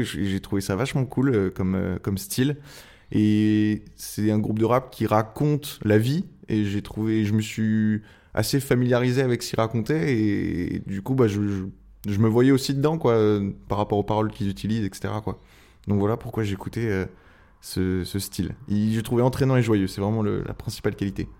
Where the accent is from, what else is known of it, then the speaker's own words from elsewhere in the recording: Angers, Pays de la Loire, France; moved away as an adult; also born or lived in Tours / Rennes / Oléron; now in Le Château-d'Oléron, France; j'ai fait toute mon enfance à Angers